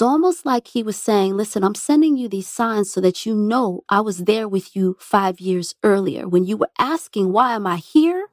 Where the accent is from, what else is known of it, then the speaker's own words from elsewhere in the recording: New Jersey, United States; growing up in New Jersey, first of all, gave me seasons